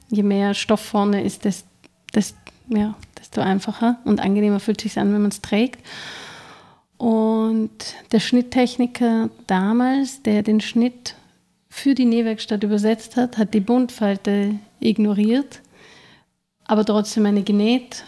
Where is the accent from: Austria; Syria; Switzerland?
Austria; Vienna; Und ich bin gebürtige Wienerin, aber eigentlich halb Kärnten, halb Wien